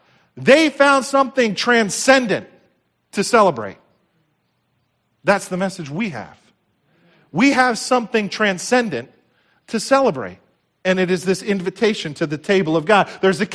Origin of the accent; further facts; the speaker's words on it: United States; I grew up right here in Somerset County. This is home for me. My heart breaks for this area and the problems that we see.